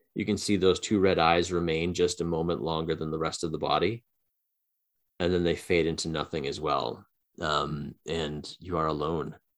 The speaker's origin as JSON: {"language": "English", "town": "Boston", "region": "Massachusetts", "country": "United States", "said": "we're from Boston"}